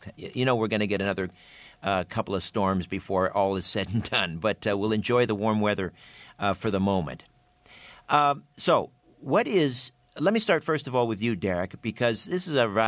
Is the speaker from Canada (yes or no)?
yes; Brantford, Ontario, Canada; In my hometown, Brantford, here in southern Ontario, in Brant County